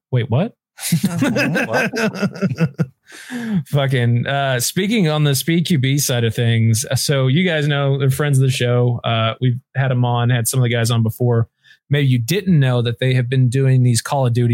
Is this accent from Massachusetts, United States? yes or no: no; Texas, United States; I'm from Texas